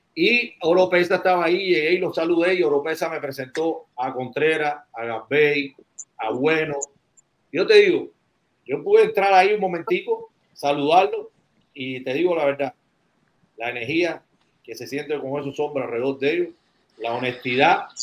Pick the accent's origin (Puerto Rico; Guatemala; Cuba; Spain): Cuba; Guantánamo; now in United States; yo soy barcero de Guantánamo